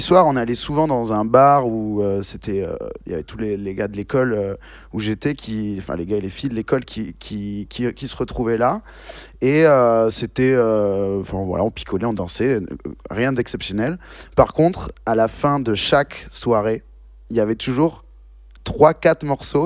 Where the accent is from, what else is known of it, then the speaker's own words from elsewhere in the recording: Bordeaux, Nouvelle-Aquitaine, France; also born or lived in Bayonne; nous, on est de Bordeaux